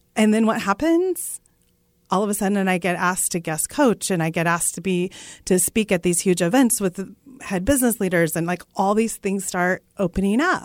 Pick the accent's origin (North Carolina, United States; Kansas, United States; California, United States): Kansas, United States; Russell; my hometown of Russell, Kansas